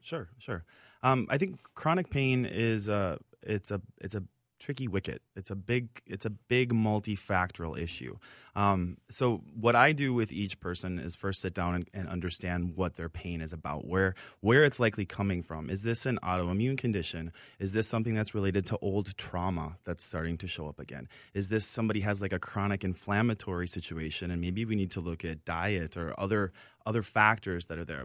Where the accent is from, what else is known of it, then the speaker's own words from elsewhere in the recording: Minneapolis, Minnesota, United States; born and raised here in Minnesota. I'm from the Twin Cities originally